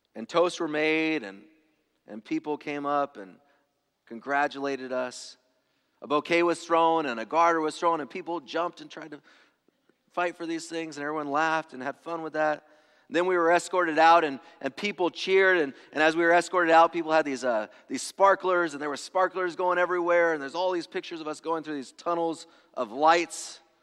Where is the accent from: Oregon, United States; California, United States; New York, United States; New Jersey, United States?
California, United States; Angwin and Loma Linda; I grew up in the Adventist ghettos. So, like, Angwin and Loma Linda